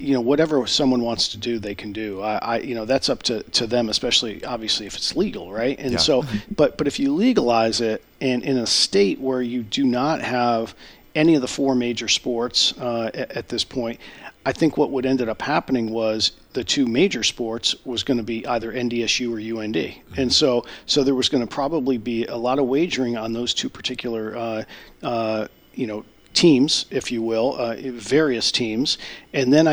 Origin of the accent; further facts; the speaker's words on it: Connecticut, United States; now in Grand Forks, United States; I grew up in Connecticut